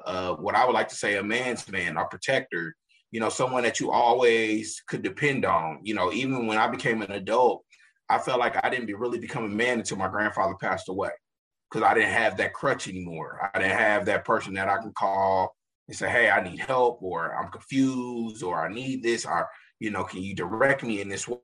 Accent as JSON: {"language": "English", "town": "Kansas City", "region": "Missouri", "country": "United States", "tie": "born or raised there", "said": "I'm a Kansas City native, born and raised. I grew up in Midtown"}